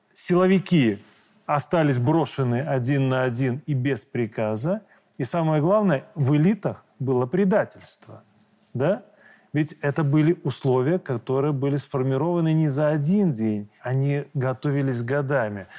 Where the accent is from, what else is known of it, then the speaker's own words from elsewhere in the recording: Belarus; мы простые белорусы